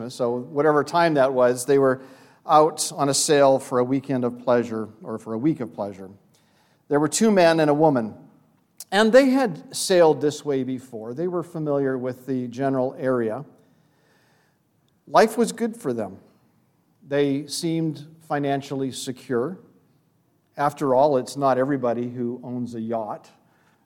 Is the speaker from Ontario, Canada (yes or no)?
no; Vancouver, British Columbia, Canada; I grew up in Vancouver, British Columbia.